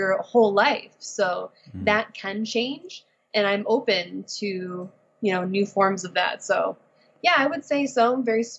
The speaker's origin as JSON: {"language": "English", "town": "Detroit", "region": "Michigan", "country": "United States", "moved": "as an adult", "lives_now": "San Diego, United States", "said": "I am from Michigan."}